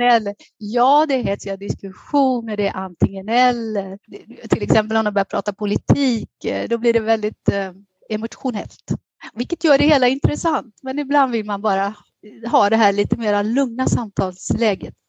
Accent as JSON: {"language": "Swedish", "area": "Västergötland", "region": "Västra Götaland", "country": "Sweden", "tie": "born or raised there", "moved": "as an adult", "lives_now": "Athens, Greece", "said": "jag är född och uppvuxen i Västergötland"}